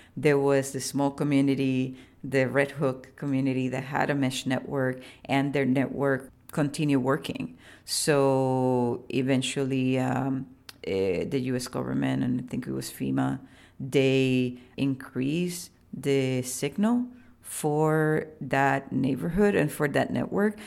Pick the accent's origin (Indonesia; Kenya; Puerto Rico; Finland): Puerto Rico; I was born in Boriquén, which is, um, the pre-colonial name for the island most people know as Puerto Rico.